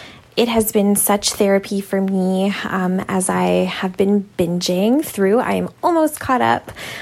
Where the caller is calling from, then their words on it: Toronto, Ontario, Canada; I'm calling in from Toronto, Canada.